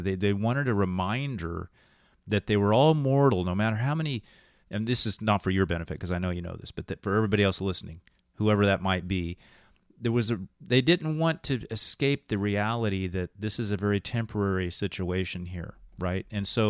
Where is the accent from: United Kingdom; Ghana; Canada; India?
United Kingdom; England; Well, because we're both English guys in college, too